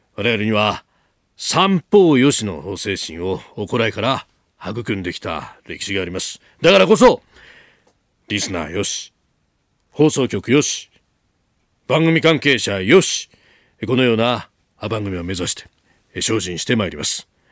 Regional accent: Chiba, Japan; 私の出身の千葉

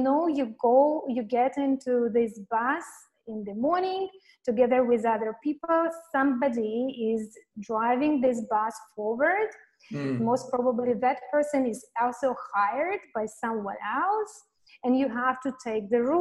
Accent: Latvia; moved away as an adult; now in Phnom Penh, Cambodia; originally I come from Latvia. It's a very small country in Europe. And this is where I was born. I have completed my university

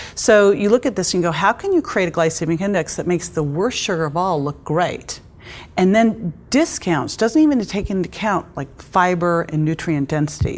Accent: Berkeley, California, United States; I grew up in Berkeley

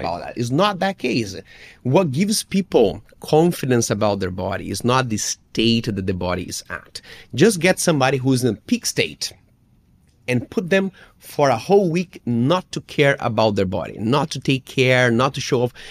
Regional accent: Brazil; English is a second language; as a Brazilian kid

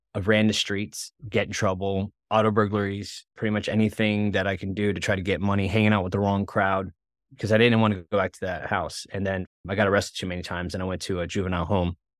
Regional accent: West Palm Beach, Florida, United States; we grew up though in West Palm Beach, Florida

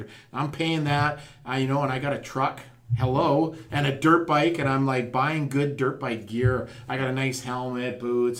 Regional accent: McBride, British Columbia, Canada; moved away; I'm from McBride

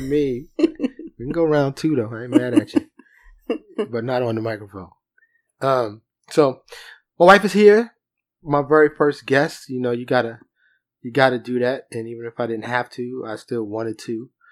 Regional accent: New York, United States; I'm from New York

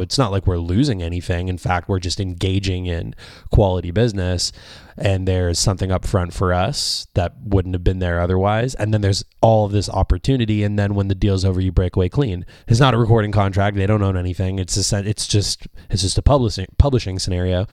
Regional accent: Canada; being a Canadian

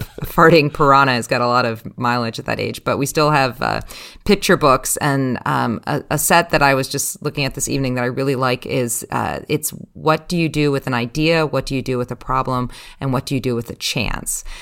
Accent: United States; moved away; as an American, even though I'm overseas

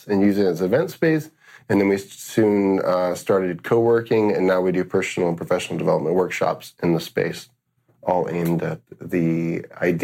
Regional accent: Atlanta, Georgia, United States; I'm originally from Atlanta, Georgia

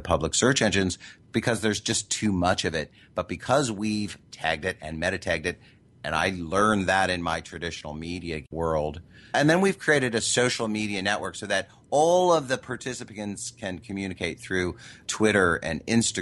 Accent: Midwest, United States; I grew up in the Midwest

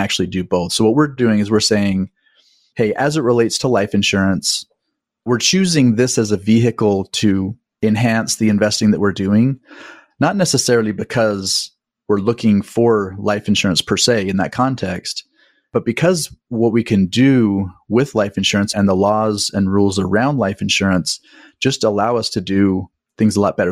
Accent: Utah, United States; I grew up in Utah

